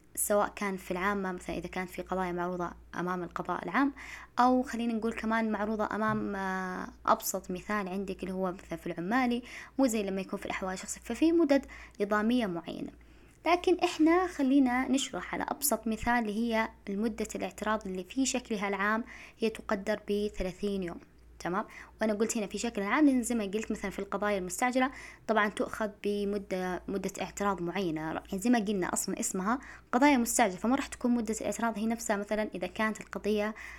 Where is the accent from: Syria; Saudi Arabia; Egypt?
Saudi Arabia; إحنا عندنا في المملكة العربية السعودية